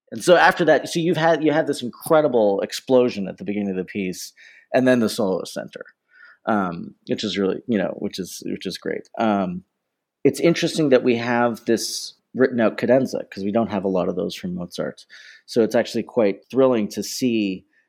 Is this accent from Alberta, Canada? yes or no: no; Toronto, Ontario, Canada; now in London, United Kingdom; born and raised in Toronto, Ontario, Canada